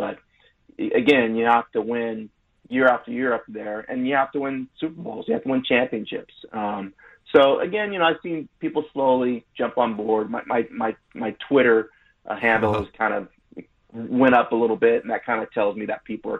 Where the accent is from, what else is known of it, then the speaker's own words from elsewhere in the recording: Seattle, Washington, United States; I'm from Seattle.